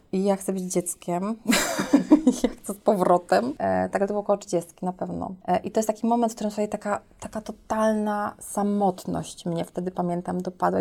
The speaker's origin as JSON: {"language": "Polish", "town": "Bytom", "region": "Silesian Voivodeship", "country": "Poland", "tie": "born or raised there", "said": "urodziłam się w Bytomiu"}